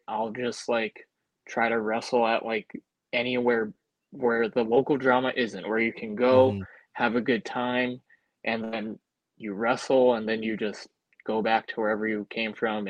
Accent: Albany, New York, United States; I'm from the Albany area.

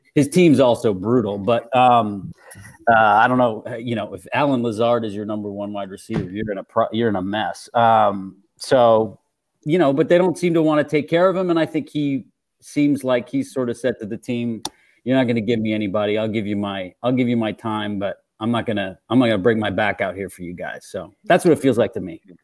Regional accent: Canada; I'm Canadian and I grew up in the early 90s

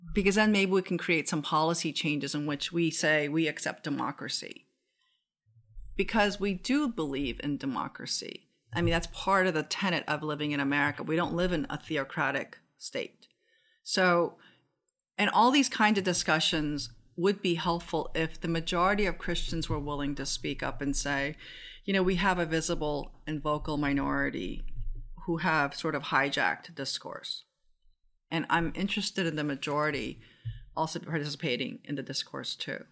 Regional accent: Seoul, South Korea; also born or lived in Japan; now in United States; I grew up in Seoul and then I came to the US.

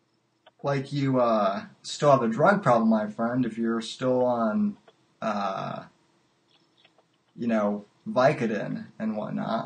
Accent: Colorado, United States; moved away; I'm from Colorado initially

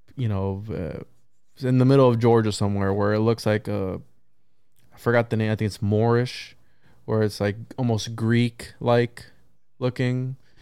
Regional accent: Puerto Rico; I'm from Puerto Rico

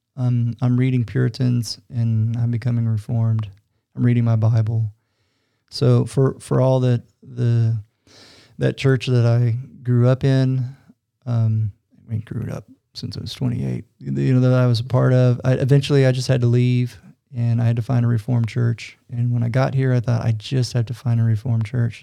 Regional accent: Fort Worth, Texas, United States; accent: Texas; moved away as an adult; now in Utah, United States; my Texas accent was still thick

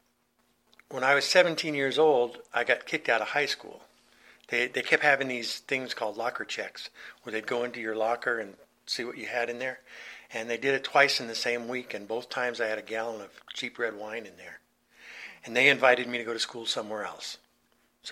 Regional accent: Southern California, United States; also born or lived in New York City, US (born, Brooklyn); When I was 9 years old, we moved from New York to California, Southern California

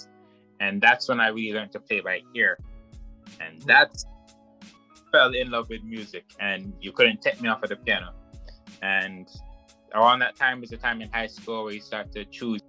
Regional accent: Mandeville, Manchester, Jamaica; where I grew up when I was in high school was Mandeville

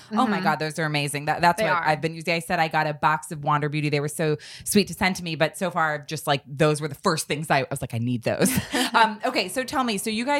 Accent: California, United States; So I'm from California. I've been a model for 15 years.

